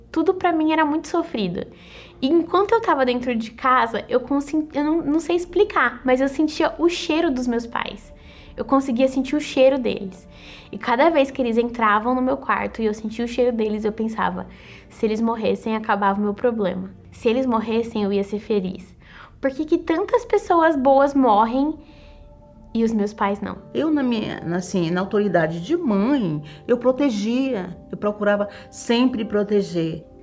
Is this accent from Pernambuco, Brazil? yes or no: no; Osasco, São Paulo, Brazil; born there; eu sou estudante de gestão financeira e nasci em Osasco.